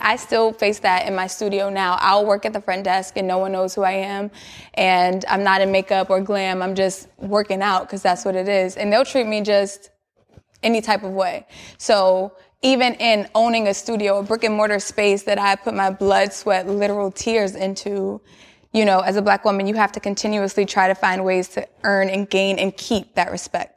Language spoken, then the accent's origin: English; New York City, New York, United States; I'm from Queens